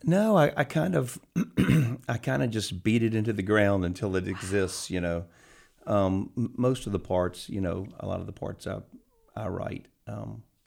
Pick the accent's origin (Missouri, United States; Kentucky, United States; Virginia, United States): Virginia, United States; Richmond; also born or lived in New York / Los Angeles; I grew up just outside of Richmond, and I left here and went to college, and then I was in New York a lot and, uh, in L A a little bit